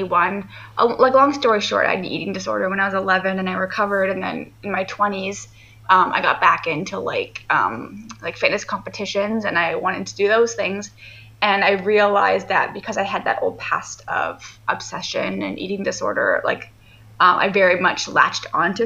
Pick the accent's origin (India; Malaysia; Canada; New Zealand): Canada; I'm from Canada, so our school system is a little bit different